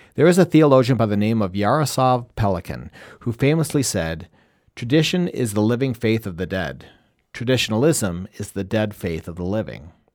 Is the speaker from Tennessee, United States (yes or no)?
no; Wisconsin, United States; also born or lived in Michigan / Colorado / Chicago / Washington, D.C.; now in Rochester, Minnesota, United States; I think of myself as a cheesehead from Wisconsin, and because that's where I grew up.